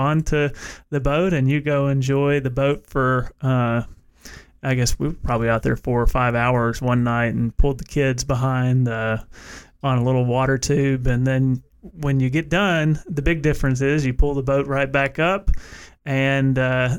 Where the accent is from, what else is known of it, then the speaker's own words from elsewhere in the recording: Cedar Hill, Tennessee, United States; now in Knoxville, United States; where I grew up in Middle Tennessee. It was about 35 minutes north of Nashville, right on the Tennessee-Kentucky border.